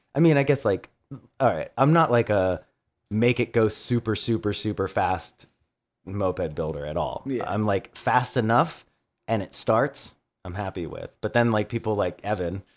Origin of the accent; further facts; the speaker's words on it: Baltimore, Maryland, United States; we're from Baltimore